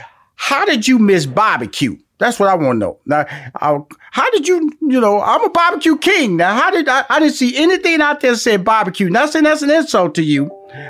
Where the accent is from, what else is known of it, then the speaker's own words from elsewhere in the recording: Houston, Texas, United States; You know, I'm born and raised in Houston, Texas, and my initial background became the person I am, right?